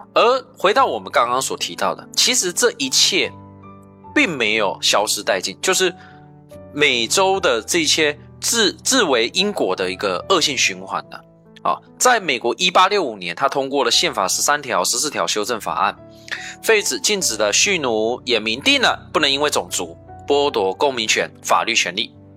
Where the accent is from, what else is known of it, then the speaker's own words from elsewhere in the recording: China; 我们亚洲，我们中国人也有去盖铁路啊